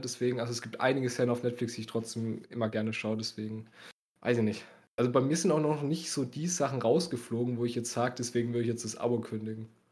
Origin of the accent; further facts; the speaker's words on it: Bavaria, Germany; bei uns in Bayern